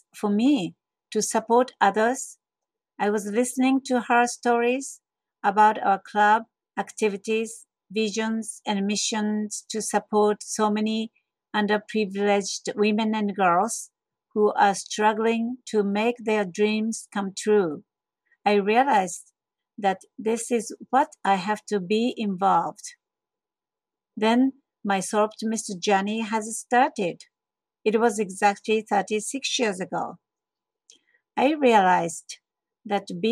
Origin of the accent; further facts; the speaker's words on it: Kobe, Hyogo, Japan; also born or lived in Kyoto, Japan / Ann Arbor, Michigan; I was brought up in Kobe, Japan and studied pharmacy in Kyoto